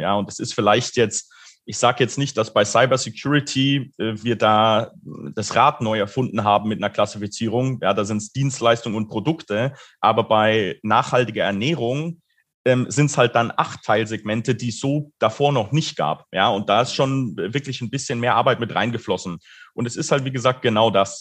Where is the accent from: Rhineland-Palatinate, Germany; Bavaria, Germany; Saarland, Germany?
Bavaria, Germany; Munich; ich komme auch ursprünglich aus München